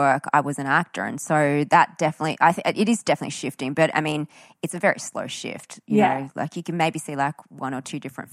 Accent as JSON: {"language": "English", "country": "Australia", "tie": "born or raised there", "said": "when you grow up here and you have Asian descent, but you've been born into Australia"}